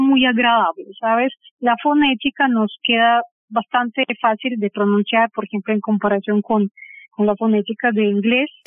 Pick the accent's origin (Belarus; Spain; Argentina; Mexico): Belarus; Minsk; Spanish is a second language; now in Bogotá, Colombia; yo nací en Minsk, que es capital de Bielorrusia